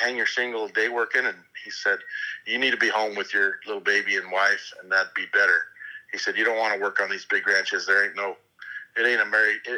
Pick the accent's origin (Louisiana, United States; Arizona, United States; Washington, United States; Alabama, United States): Arizona, United States; Lehi; moved away as an adult; also born or lived in Idaho; now in Oriana, United States; I grew up in a little hay community called Lehi, Arizona. I was there 20 years